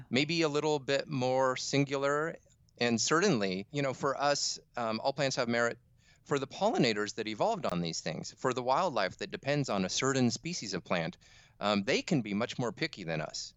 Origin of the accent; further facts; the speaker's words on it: Fallbrook, California, United States; also born or lived in Midwest; I grew up in Fallbrook, a little nowhere town in Southern California